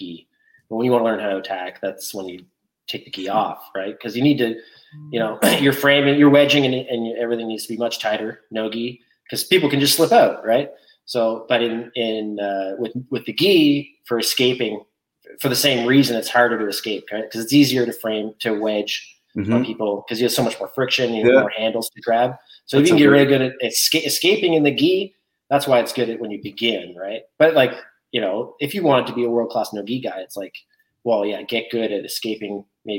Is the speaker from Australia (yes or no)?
no; Canada; I'm from Canada